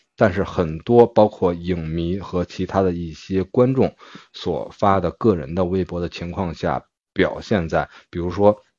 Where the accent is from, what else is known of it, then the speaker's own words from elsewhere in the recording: Beijing, China; 咱们的家乡，北京